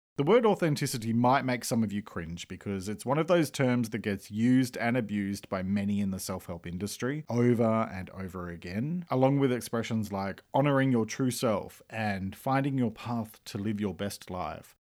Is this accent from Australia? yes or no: yes; Australia; I'm an Australian writer and speaker